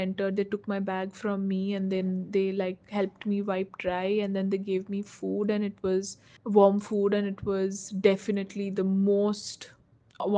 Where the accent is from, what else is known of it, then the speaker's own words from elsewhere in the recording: Rourkela, Odisha, India; Growing up in Rourkela